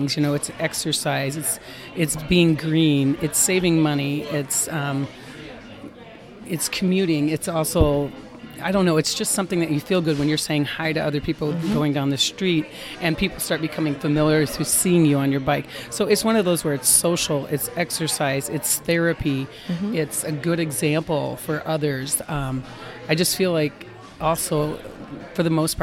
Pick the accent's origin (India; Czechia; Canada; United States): United States; Northwest Iowa; I grew up in Northwest Iowa